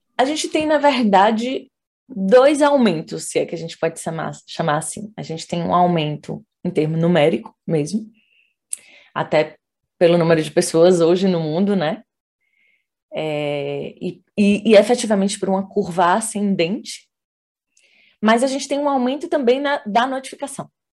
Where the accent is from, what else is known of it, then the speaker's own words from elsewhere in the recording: Salvador, Bahia, Brazil; moved away as an adult; now in Brasília, Brazil; como baiana, acho que essa é a primeira identidade que me define aí. Eu sou de Salvador